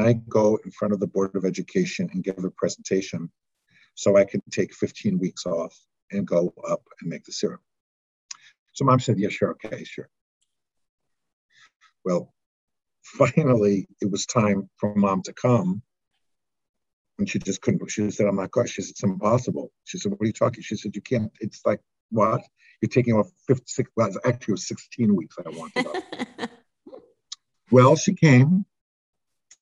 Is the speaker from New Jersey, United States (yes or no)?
yes; Palisades Park, New Jersey, United States; moved away as an adult; also born or lived in Doylestown, Pennsylvania; now in Vermont, United States; I grew up in Palisades Park, New Jersey.